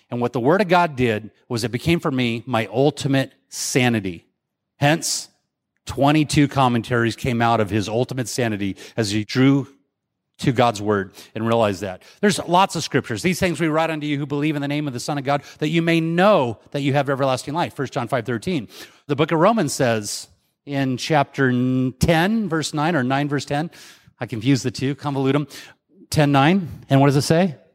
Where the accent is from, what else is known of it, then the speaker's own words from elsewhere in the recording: Mesa, Arizona, United States; I'm from Mesa, Arizona.